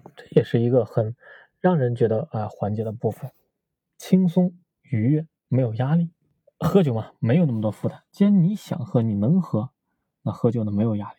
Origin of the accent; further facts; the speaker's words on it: China; 在中国嘛，我们中国人都喜欢喝白酒